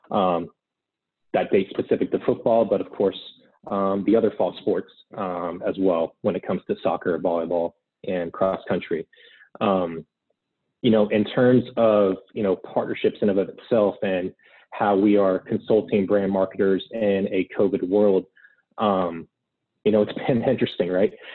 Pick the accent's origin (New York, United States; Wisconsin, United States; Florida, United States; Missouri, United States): Florida, United States; Gainesville; born and raised in Gainesville, Florida